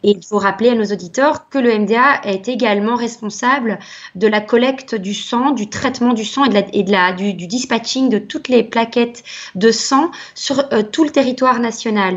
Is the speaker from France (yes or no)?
no; Belgium; chez nous en Belgique